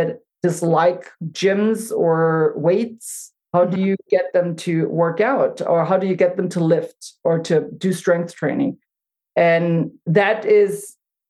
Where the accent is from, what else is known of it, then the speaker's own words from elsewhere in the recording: Germany; now in United States; I grew up in Germany